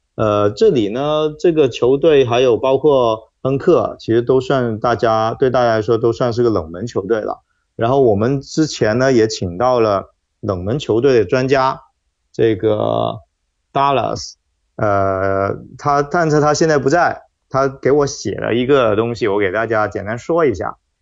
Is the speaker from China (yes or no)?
yes; China; 就作为中国人来说